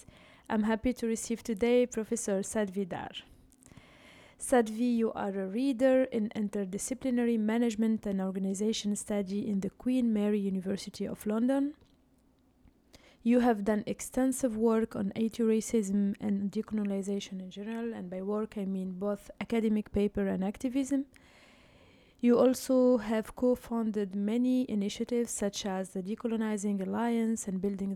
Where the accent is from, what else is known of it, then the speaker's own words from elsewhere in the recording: Tunisia; moved away; I am from Tunisia